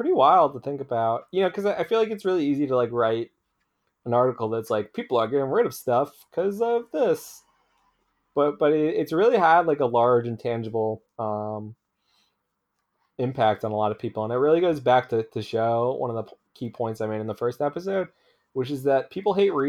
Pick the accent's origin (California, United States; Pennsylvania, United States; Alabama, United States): Pennsylvania, United States; Philadelphia; And so I grew up around Philadelphia, and so I went to Sixers games.